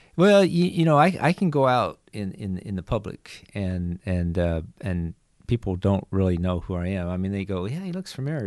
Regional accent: Nebraska, United States; moved away; also born or lived in New Mexico; I'm from Nebraska

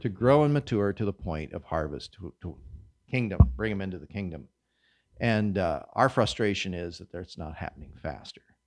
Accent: Kansas, United States; moved away; I come from Kansas, hard red winter wheat. We sowed that in the fall

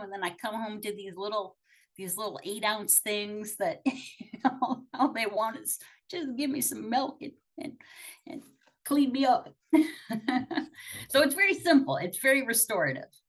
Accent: Akron, Ohio, United States; I'm from Akron. Like I'm from the AA capital

